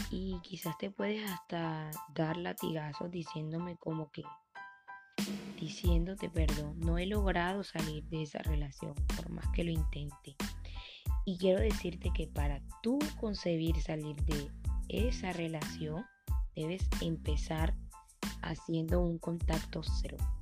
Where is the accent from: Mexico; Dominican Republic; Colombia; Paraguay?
Colombia; mi país, Colombia